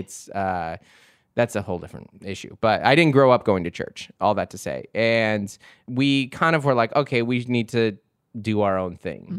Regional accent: Seattle, Washington, United States; I grew up in Seattle in the nineties

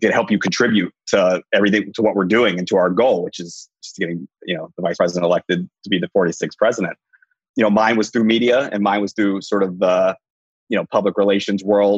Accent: Nashville, Tennessee, United States; also born or lived in New York / Washington; now in Philadelphia, United States; I am from Nashville, Tennessee. Currently, sort of living in Philadelphia.

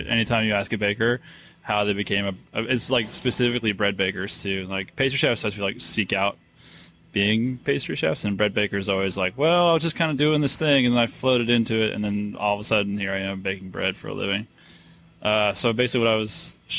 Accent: Penn Yan, New York, United States; moved away; also born or lived in Bath, New York; I'm from a small town outside Rochester. What's it called? Penyan, New York.

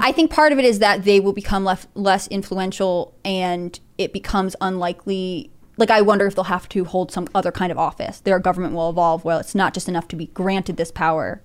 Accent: United States; my, like, upbringing in America and my British heritage

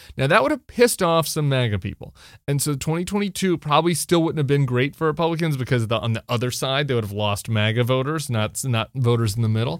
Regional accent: Colorado, United States; I'm from Colorado

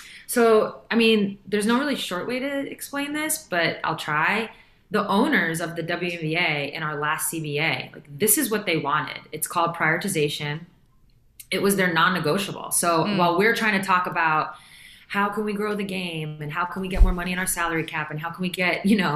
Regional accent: United States; as an American

